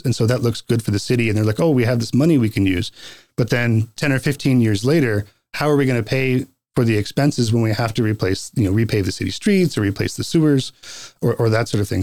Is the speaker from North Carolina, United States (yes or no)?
yes; North Carolina, United States; also born or lived in Boston; now in Post Falls, United States; I grew up in North Carolina